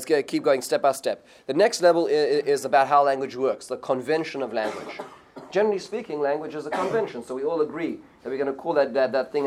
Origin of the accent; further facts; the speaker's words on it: South Africa; when I grew up in South Africa